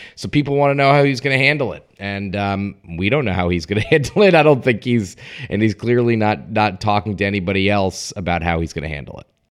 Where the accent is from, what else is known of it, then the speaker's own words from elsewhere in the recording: Stamford, Connecticut, United States; the Stamford, Connecticut mayoral race, my hometown